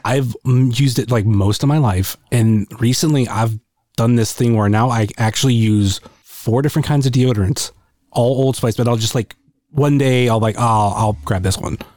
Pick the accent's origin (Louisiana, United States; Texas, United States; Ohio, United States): Ohio, United States; Akron; I'm more from the Akron area